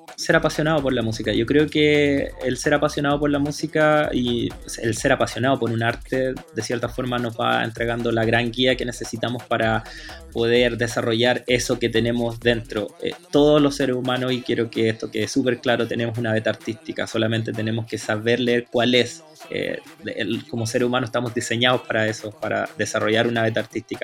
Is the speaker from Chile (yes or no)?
yes; Santiago, Santiago Metropolitan Region, Chile; me crié en Peñalolén, en las Torres 3